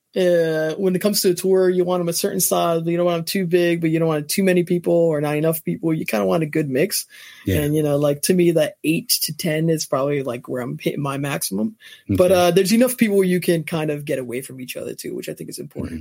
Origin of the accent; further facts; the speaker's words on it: New Jersey, United States; born and raised in New Jersey